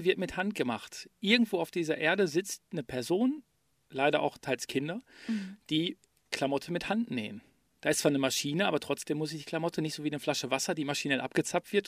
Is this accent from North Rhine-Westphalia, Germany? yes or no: yes; Ruhr area, North Rhine-Westphalia, Germany; die Geschichte meiner Heimat zu erzählen. Nämlich die Geschichte des Ruhrgebiets